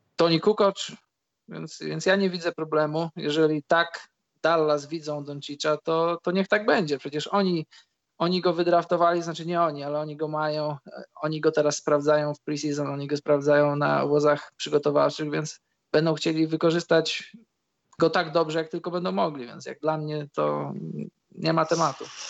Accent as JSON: {"language": "Polish", "town": "Świdnik", "region": "Lublin Voivodeship", "country": "Poland", "said": "u nas w Świdniku jest e, boisko przy szkole numer 4"}